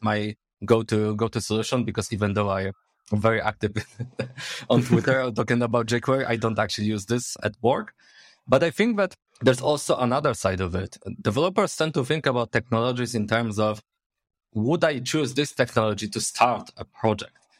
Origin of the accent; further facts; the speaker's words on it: Poznań, Greater Poland, Poland; English is a second language; I'm from Poznań, Poland. Born and raised, actually